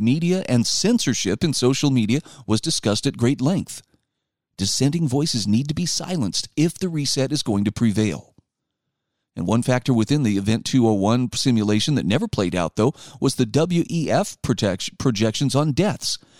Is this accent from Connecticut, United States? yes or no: no; Utah, United States; my home state of Utah